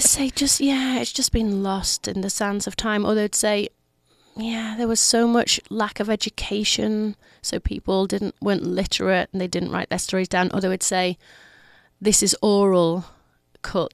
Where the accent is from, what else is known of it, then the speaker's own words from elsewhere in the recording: Leeds, Yorkshire and the Humber, United Kingdom; I'm from Leeds, which is 200 miles north of London